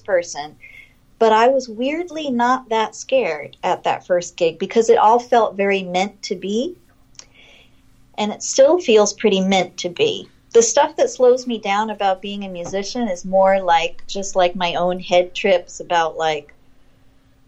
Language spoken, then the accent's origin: English; Los Angeles, California, United States; I grew up like in West LA, like near UCLA